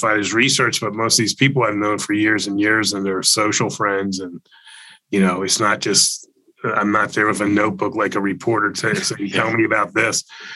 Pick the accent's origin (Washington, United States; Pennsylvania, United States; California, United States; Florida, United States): Florida, United States; I grew up in Florida